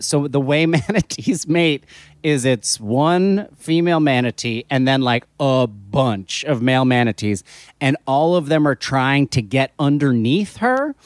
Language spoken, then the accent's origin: English; New Jersey shore, United States; I grew up in New Jersey on the, on the New Jersey shore